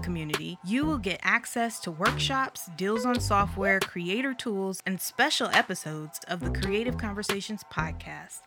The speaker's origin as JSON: {"language": "English", "town": "Flint", "region": "Michigan", "country": "United States", "moved": "yes", "said": "I'm from Flint, Michigan"}